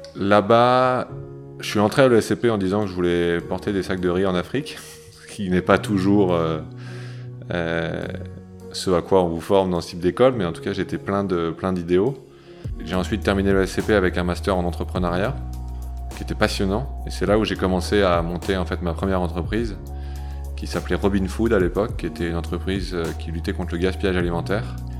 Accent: near Lille, Hauts-de-France, France; now in Paris, France

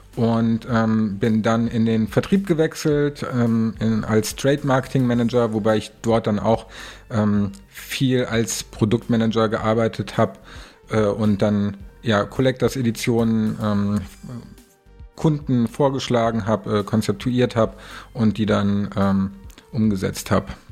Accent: Kassel, Hesse, Germany; moved away as an adult; now in Hamburg, Germany; in Kassel, also meine Heimat

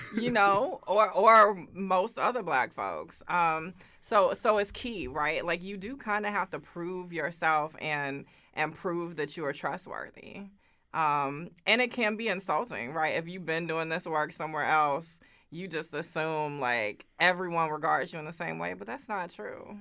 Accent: Augusta, Georgia, United States; moved away as an adult; now in Oakland, United States; I grew up in Augusta, Georgia.

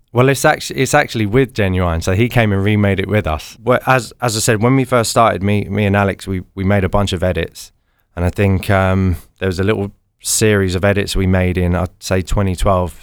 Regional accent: London, United Kingdom; So we're both from London

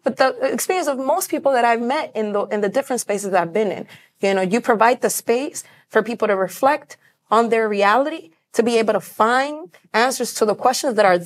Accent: New York City, New York, United States; I was born in the South Bronx, which is the poorest congressional district in the United States

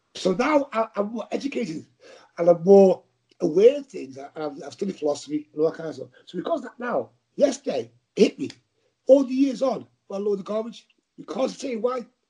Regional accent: Liverpool, North West England, United Kingdom; accent: Scouse; I talk scouts. We're not English, you know. We're scousers.

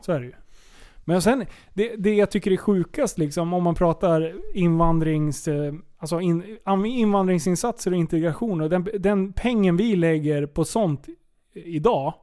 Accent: Sweden; jag är född svensk

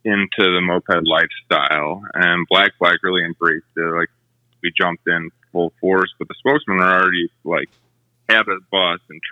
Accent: Milwaukee, Wisconsin, United States; also born or lived in Colorado; now in Denver, United States; Born and raised in Milwaukee, Wisconsin. Moved to Colorado in 03 and I've been here since.

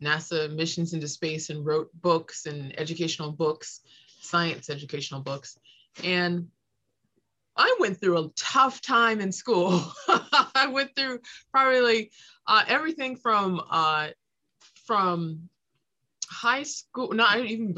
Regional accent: Los Angeles, California, United States; I grew up in South Los Angeles

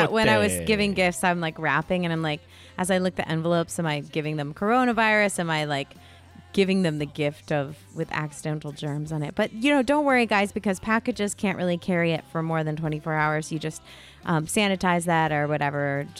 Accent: Wethersfield, Connecticut, United States; Yeah, I grew up in Old Wethersfield, Connecticut

